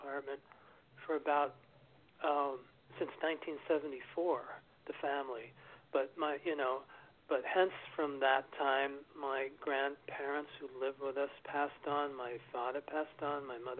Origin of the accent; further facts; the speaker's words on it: New York City, New York, United States; moved away as an adult; also born or lived in Massachusetts; I was up in Massachusetts for 25 years, but I grew up in New York City. I came back here